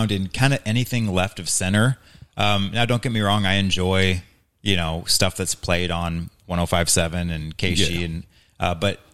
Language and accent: English; Hazelwood, Missouri, United States; also born or lived in Mississippi; now in St. Charles, United States; I grew up in Hazelwood, Missouri